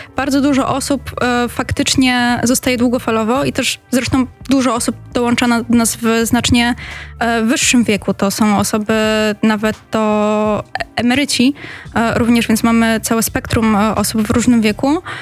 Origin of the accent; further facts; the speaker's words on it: Katowice, Silesian Voivodeship, Poland; pochodzę z Katowic